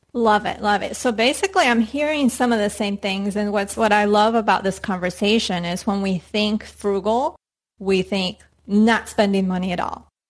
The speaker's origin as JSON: {"language": "English", "country": "Colombia", "tie": "born or raised there", "moved": "yes", "said": "growing up in Colombia"}